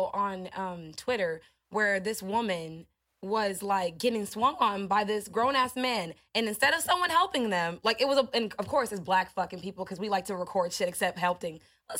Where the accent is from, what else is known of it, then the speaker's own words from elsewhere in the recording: Iowa, United States; I'm from Iowa